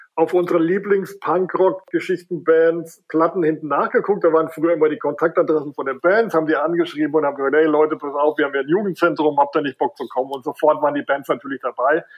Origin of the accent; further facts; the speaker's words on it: Wertheim, Baden-Württemberg, Germany; ich stamme aus einer baden-württembergischen Kleinstadt, die heißt Wertheim